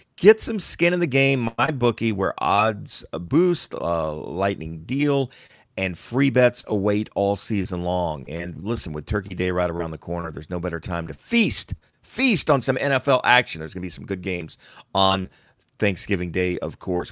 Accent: Plant City, Florida, United States; I'm from Plant City

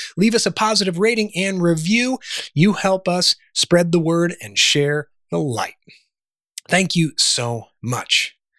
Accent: Chicago, Illinois, United States; also born or lived in Charleston, South Carolina / Washington, D.C.; now in Sedona, United States; was born and raised in the Midwest in the Chicago area

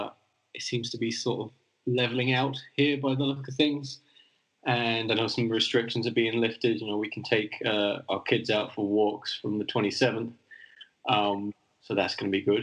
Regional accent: London, United Kingdom; moved away as an adult; also born or lived in County Mayo, Ireland; now in Madrid, Spain; I grew up in London

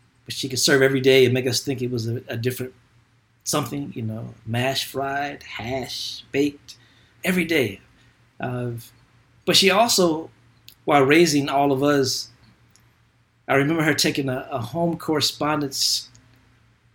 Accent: Kentucky, United States; born or raised there

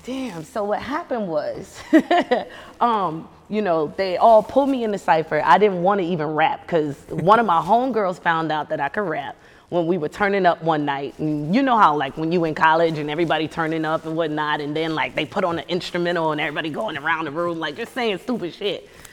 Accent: Charleston, South Carolina, United States; moved away as an adult; now in Los Angeles, United States; I'm from Charleston

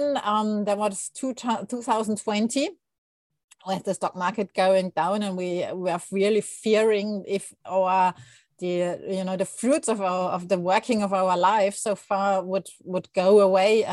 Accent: Germany; English is a second language; moved away as an adult; now in Asuncion, Paraguay; I'm not a native speaker of English, although I think I learned since I was 10. So it's in the meantime, it's quite a while. So I'm German and I moved here in December 21

